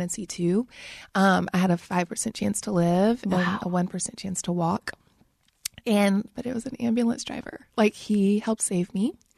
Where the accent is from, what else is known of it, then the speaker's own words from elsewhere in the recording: St. Francisville, Louisiana, United States; moved away as an adult; now in Nashville, United States; I grew up in St. Francisville, Louisiana